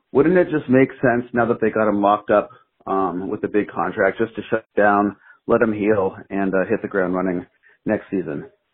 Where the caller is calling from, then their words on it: New York, United States; I'm calling from New York.